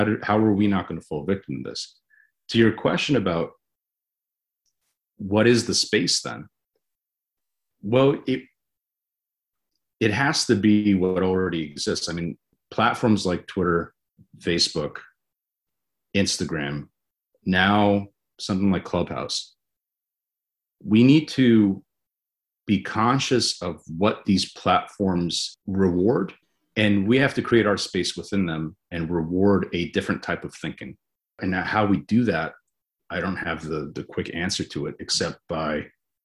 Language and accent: English; United States; I'm an American